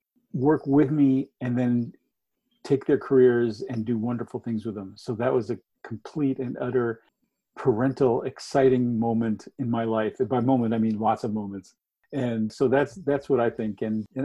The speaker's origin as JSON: {"language": "English", "town": "Boston", "region": "Massachusetts", "country": "United States", "tie": "born or raised there", "also_born_or_lived": "Istanbul, Turkey", "said": "I was born in right outside of Istanbul, Turkey. And there was a bridge there. Then my mom and dad, my mother was Greek Bostonian, so we moved to Boston, and there was a great bridge there that I would see."}